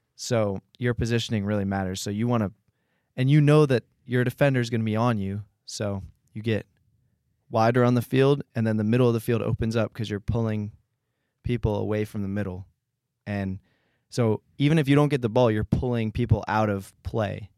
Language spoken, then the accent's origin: English; Philadelphia, Pennsylvania, United States; I'm from Philadelphia, P A, and I love Jesus